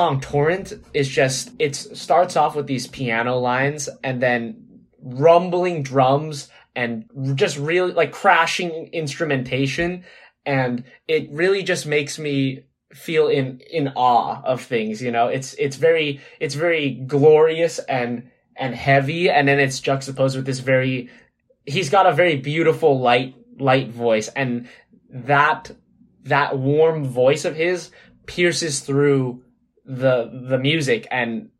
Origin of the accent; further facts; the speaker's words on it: Southern California, United States; I'm from Southern California